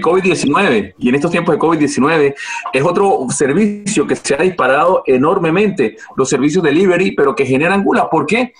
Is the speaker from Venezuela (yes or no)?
yes; Venezuela; now in Spain; nosotros como venezolanos